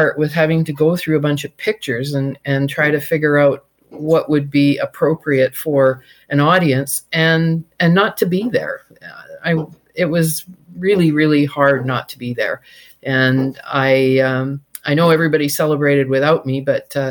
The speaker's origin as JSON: {"language": "English", "town": "Victoria", "region": "British Columbia", "country": "Canada", "tie": "born or raised there", "said": "But I grew up in Victoria"}